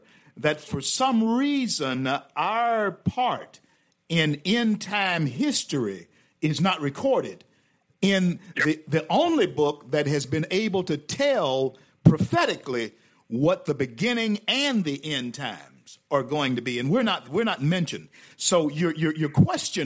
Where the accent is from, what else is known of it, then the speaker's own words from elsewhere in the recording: Shreveport, Louisiana, United States; moved away as an adult; also born or lived in Tampa, Florida; I come back to Shreveport, my hometown